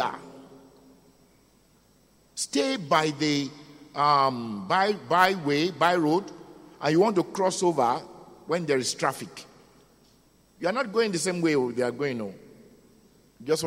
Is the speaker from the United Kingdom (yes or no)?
no; Nigeria; As a Nigerian